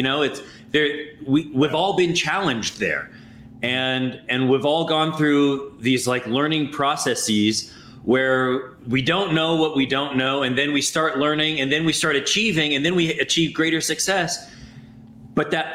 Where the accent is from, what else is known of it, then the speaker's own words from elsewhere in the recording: Anchorage, Alaska, United States; I was born in Anchorage, Alaska.